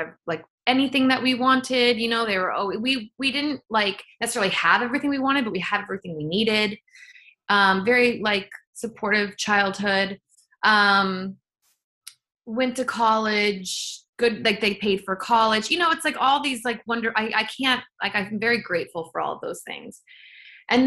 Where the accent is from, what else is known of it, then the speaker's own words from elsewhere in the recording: near Joshua Tree, California, United States; I grew up near Joshua Tree